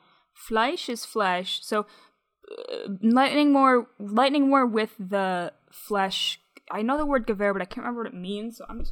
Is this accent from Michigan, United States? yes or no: yes; Michigan, United States; I'm from Michigan.